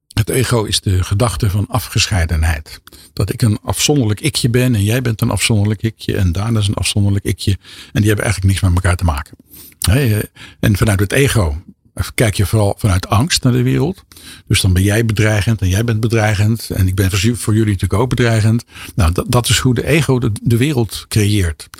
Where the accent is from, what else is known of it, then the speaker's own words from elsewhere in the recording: 's-Hertogenbosch, North Brabant, Netherlands; in Den Bosch, waar ik vandaan kom